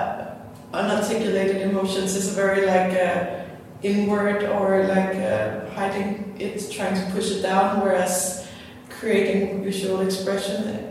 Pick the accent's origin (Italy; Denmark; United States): Denmark; moved away; also born or lived in Asia; I became more Danish than ever after spending enough time in Asia